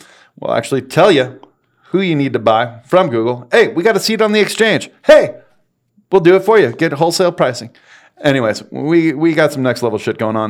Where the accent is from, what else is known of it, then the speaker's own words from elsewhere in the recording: San Diego, California, United States; I'm from San Diego, born and raised, Sharp Hospital.